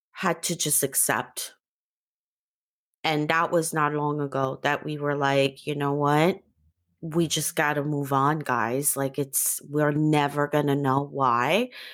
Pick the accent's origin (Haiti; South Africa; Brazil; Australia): Haiti; Port-au-Prince; moved away; also born or lived in New York / Africa; I'm from Haiti